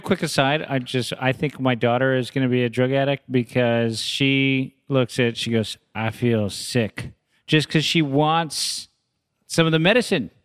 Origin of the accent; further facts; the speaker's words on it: San Francisco, California, United States; where I grew up in San Francisco in the avenues